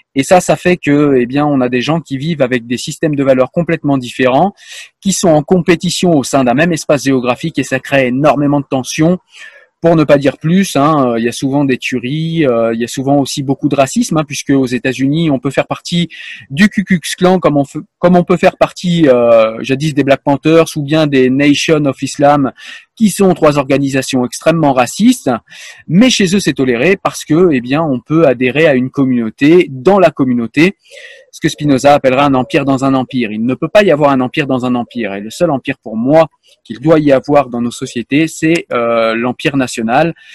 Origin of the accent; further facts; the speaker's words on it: France; je suis français